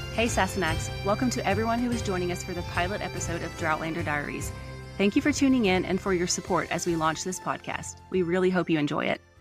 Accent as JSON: {"language": "English", "town": "Nashville", "region": "Tennessee", "country": "United States", "accent": "Southern", "said": "I am from Nashville, Tennessee"}